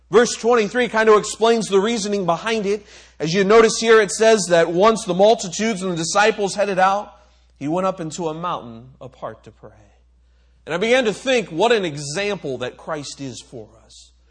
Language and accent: English; Micronesia; Another one, I grew up on in Micronesia